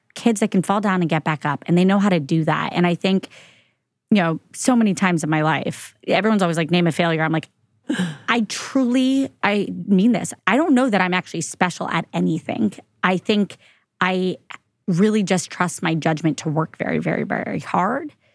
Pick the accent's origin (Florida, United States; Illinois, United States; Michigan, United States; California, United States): Florida, United States; moved away as an adult; I'm from Florida